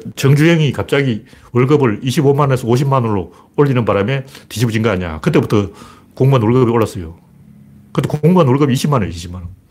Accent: Gyeongsang, South Korea; 나 경상도 사람인데도

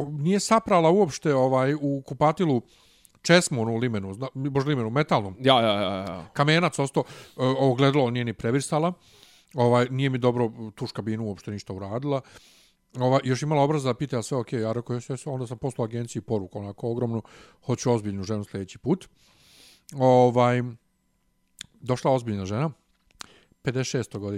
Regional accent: Bosnia & Herzegovina; accent: Ijekavian; now in Serbia; Ja nje objasnim da sam ja bosanac

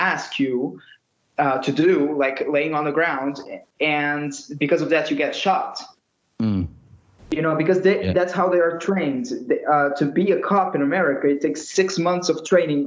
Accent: Lisbon, Portugal; I'm from Portugal, as I already said, from Lisbon, the capital

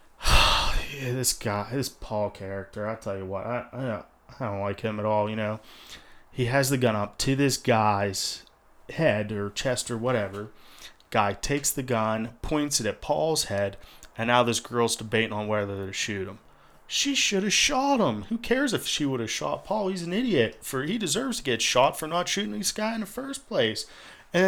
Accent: Memphis, Tennessee, United States; I'm from Memphis

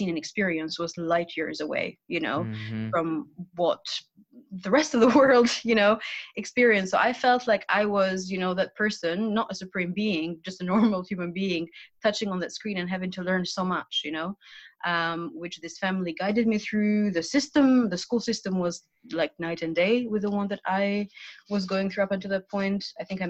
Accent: Albania; also born or lived in Switzerland; now in London, United Kingdom; I'm from Albania

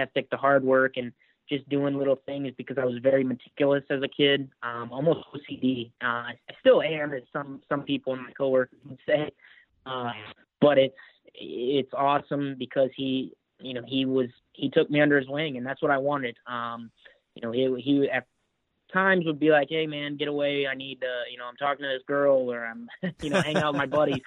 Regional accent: Anderson, Indiana, United States; moved away as an adult; also born or lived in Noblesville, Indiana; now in Fairfax, United States; I was born in Noblesville, but I lived my whole life in Anderson.

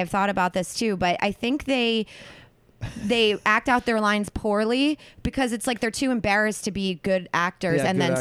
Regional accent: Philadelphia, Pennsylvania, United States; now in Los Angeles, United States; I'm from the East Coast, right? Yeah, I'm from the Philadelphia area

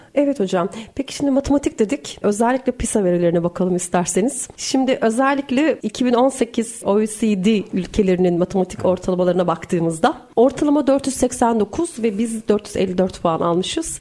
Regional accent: Erzurum, Turkey; Bir Erzurumlu olarak

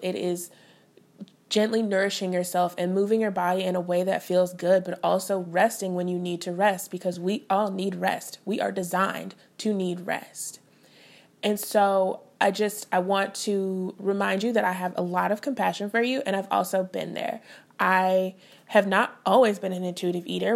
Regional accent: St. Louis, Missouri, United States; moved away as an adult; also born or lived in Fayetteville, Arkansas / Denton, Texas / Oklahoma; I was born and raised in Saint Louis, Missouri

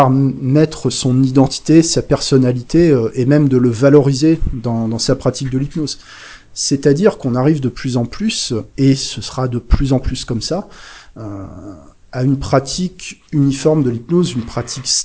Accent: Bresse, France; accent: Bresse; moved away; Alors bon, j'ai perdu un peu l'accent bressan parce que ça fait un moment que je suis, j'ai quitté la Bresse

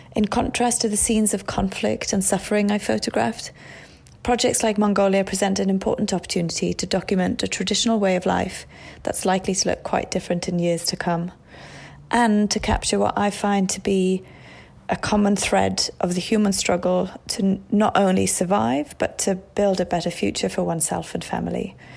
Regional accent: Wales, United Kingdom; moved away as an adult; also born or lived in Iraq; my hometown in Wales

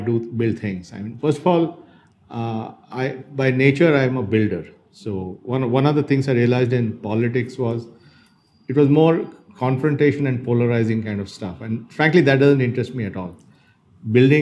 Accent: Bangalore, Karnataka, India; also born or lived in Dharwad, India; I'm a genuine Bangalorean in the sense I was born in Bangalore. So I was born in Bangalore and I spent the first few years of my life in Bangalore.

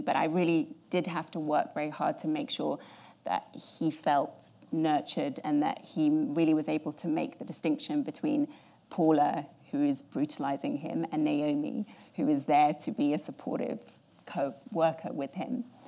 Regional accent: England, United Kingdom; I'm very English

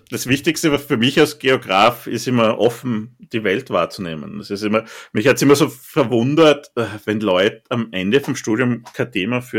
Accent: Styria, Austria; Beispiel Zersiedelung ist in Österreich ganz, ganz, ganz, ganz, ganz schlimm. Gerade in der Steiermark, wo ich herkomme.

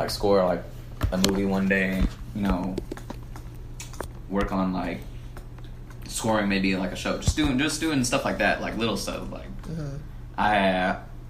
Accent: San Antonio, Texas, United States; we're from San Antonio

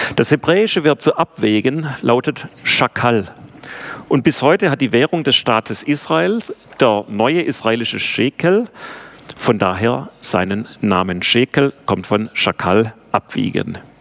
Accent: Bad Urach, Baden-Württemberg, Germany; accent: Swabian; also born or lived in Ludwigsburg; Ich bin geboren in Bad Urach, also wir können auch Schwäbisch schwätzen, aber ähm, ich versuche es mal auf Deutsch. Und ähm, bin auf der Schwäbischen Alb aufgewachsen

